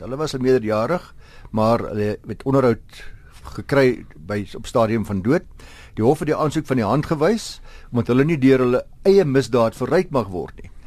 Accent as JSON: {"language": "Afrikaans", "country": "South Africa", "said": "as Suid-Afrikaners"}